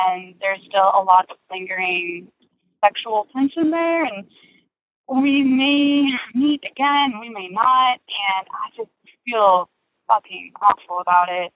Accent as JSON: {"language": "English", "region": "California", "country": "United States", "said": "I am a 28-year-old straight woman, and I'm from California"}